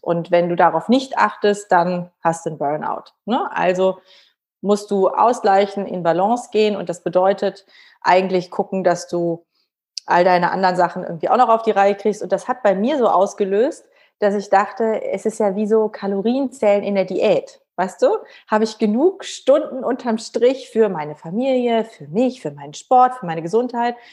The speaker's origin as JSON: {"language": "German", "town": "Cologne", "region": "North Rhine-Westphalia", "country": "Germany", "said": "ich bin ja aus Köln"}